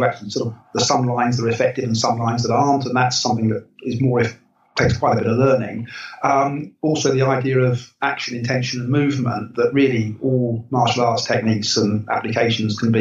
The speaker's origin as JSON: {"language": "English", "region": "England", "country": "United Kingdom", "said": "as an English person"}